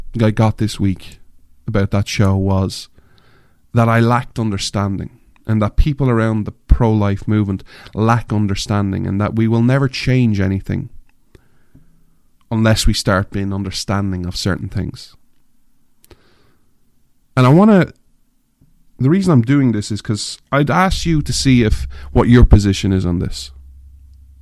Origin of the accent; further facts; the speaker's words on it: Ireland; moved away; I'm an Irishman, I grew up in Ireland, I'm an outsider